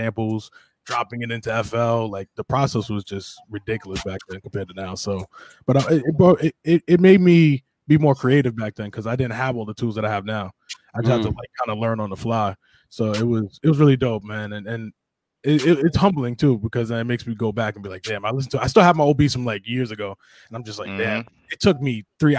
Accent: Hempstead, New York, United States; I'm from Long Island, New York, Hempstead to be exact

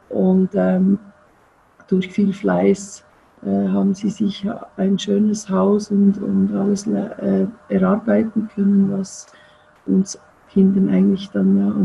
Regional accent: Zurich, Switzerland; now in Bern, Switzerland; Zürich aufgewachsen und dann lebe jetzt schon seit vielen, vielen Jahren in Bern und bin, äh, fühle mich auch als Bernerin.

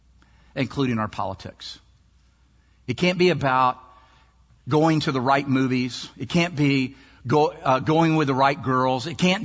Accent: Maryland, United States; And you think, I'm from Maryland. I'm below the Mason-Dixon line.

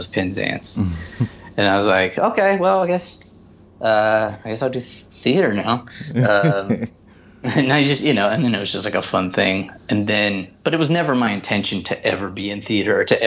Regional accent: Garner, North Carolina, United States; Garner at that time, my hometown

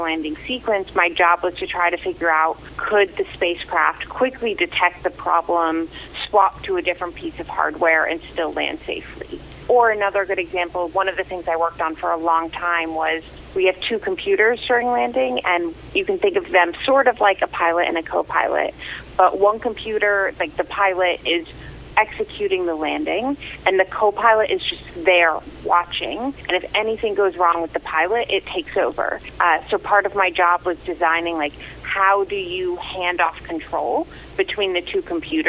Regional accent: Croton-on-Hudson, New York, United States; moved away as an adult; also born or lived in Atlanta, Georgia; now in Pasadena, United States; I grew up in Croton on Hudson. I went to like all Croton schools my whole life

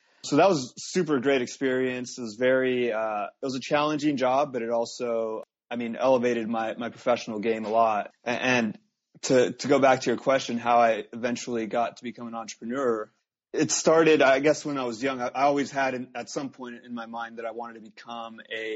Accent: Los Angeles, California, United States; I was born and raised here in Southern California, the LA area

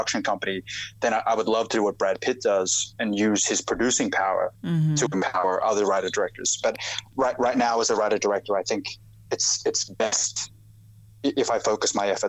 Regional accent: Australia; accent: Australian; So when I moved here, and even my Australian accent now is pretty diluted, but it was really thick.

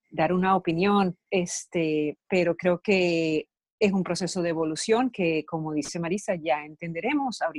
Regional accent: Venezuela; moved away; yo como venezolana, viendo lo que está pasando en mi país

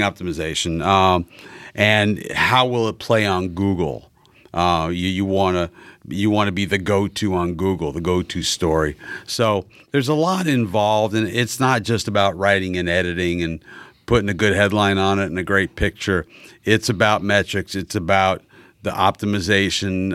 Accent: New York, United States; moved away as an adult; now in Indianapolis, United States; I grew up in New York

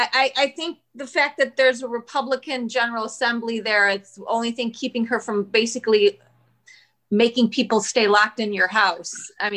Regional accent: Michigan, United States; moved away; Michigan is my home state and my heart.

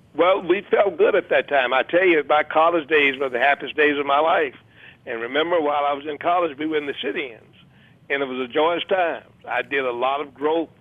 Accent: Memphis, Tennessee, United States; moved away; also born or lived in Los Angeles; I was born in Memphis, reared there

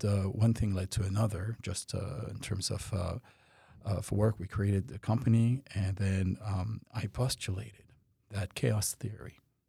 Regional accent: France; also born or lived in Canada; now in United States; So I'm French. I was born in France and moved to Canada, went back and forth, and then moved to the U.S.

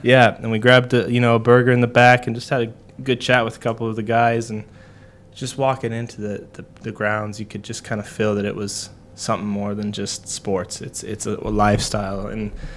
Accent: United States; being an American

